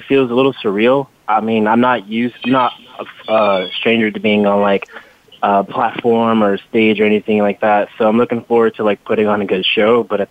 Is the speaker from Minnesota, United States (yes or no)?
no; Detroit, Michigan, United States; now in California, United States; I'm originally from Detroit. now new native to California.